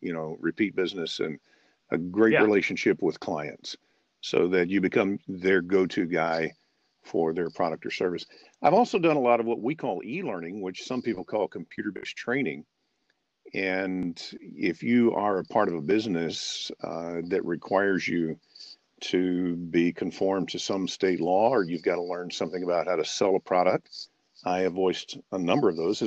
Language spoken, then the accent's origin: English; Memphis, Tennessee, United States; And it's partly because I was born and raised in Memphis, Tennessee, and so when I sent, it's just right below the surface.